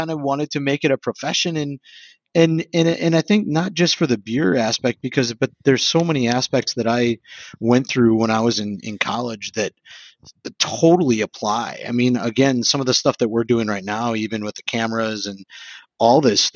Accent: Sheboygan, Wisconsin, United States; also born or lived in Madison, Wisconsin; I'm from Sheboygan

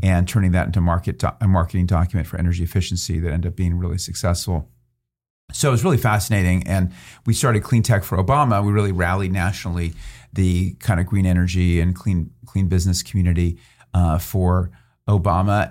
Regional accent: Philadelphia, Pennsylvania, United States; moved away as an adult; also born or lived in New York / Western Massachusetts / Stanford, California; now in California, United States; born in New York, but really Philadelphia is where I grew up, suburban Philadelphia.

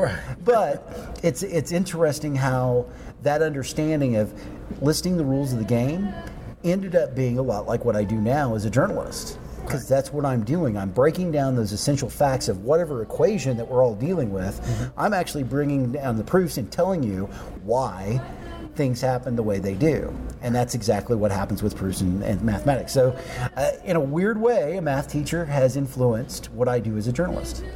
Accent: Union City, Oklahoma, United States; my mom also worked in the school district uh, where I grew up in Union City

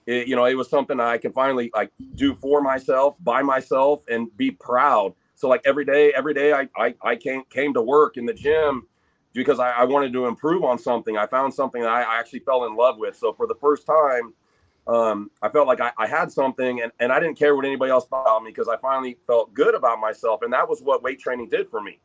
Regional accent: North Highlands, California, United States; I came from North Highlands, and back then I was the minority as a white kid there.

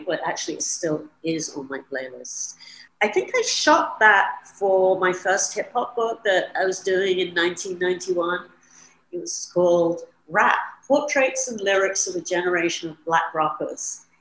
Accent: London, United Kingdom; moved away as an adult; also born or lived in New York City; I was born in London and I grew up there

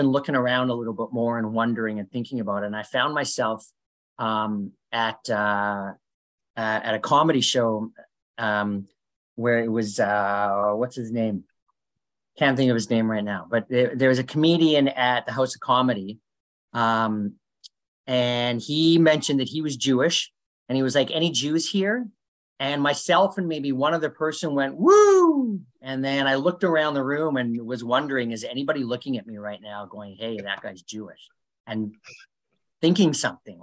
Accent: Canada; growing up in Canada

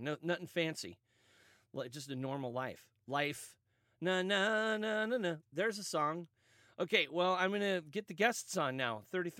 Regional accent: Kansas City, Missouri, United States; I'm a Royals fan. I'm from Kansas City, Missouri. That's where I was born.

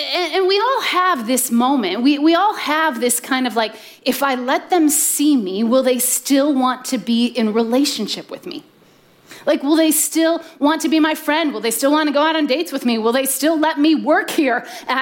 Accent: Midwest, United States; I grew up in the Midwest with two younger brothers

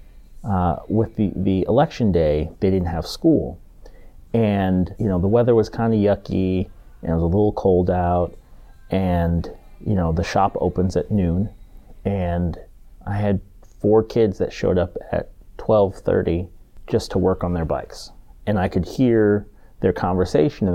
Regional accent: Washington, United States; moved away as an adult; also born or lived in Georgia / East Coast; I was born in Georgia, but I lived there for 2 years. My dad was in the Army. He was a airborne ranger, and so we moved from Georgia when he finished training, and we moved to Washington State for his first assignment. First stationing, and then we stayed there and essentially graduated from high school from there, from Washington State

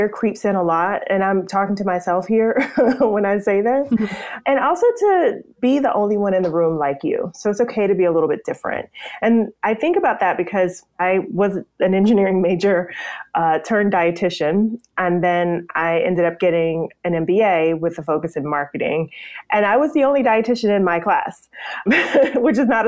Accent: Bennettsville, South Carolina, United States; moved away as an adult; now in Atlanta, United States; my hometown of Bennettsville, South Carolina

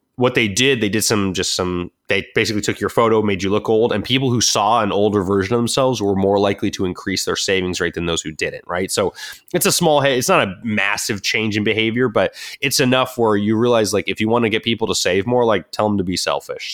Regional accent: Southern California, United States; I grew up in Southern California

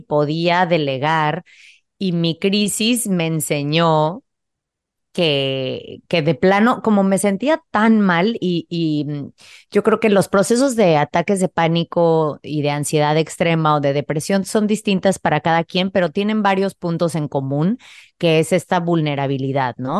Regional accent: Playa del Carmen, Quintana Roo, Mexico; moved away as an adult; also born or lived in Mexico City; yo crecí en Playa del Carmen, que en ese entonces era un pueblo bastante pequeño

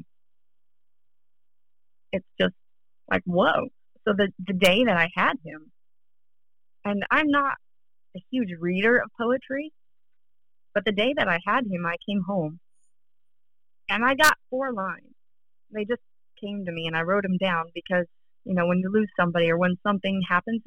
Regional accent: North Carolina, United States; also born or lived in Pittsburgh, Pennsylvania; now in Northern Virginia, United States; I was born in Pittsburgh, and I grew up in North Carolina.

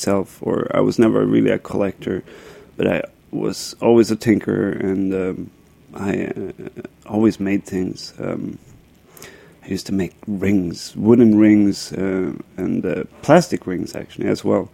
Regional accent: Stockholm, Stockholm County, Sweden; moved away as an adult; now in Brooklyn, United States; I grew up in Stockholm, Sweden. Came here about 10 years ago.

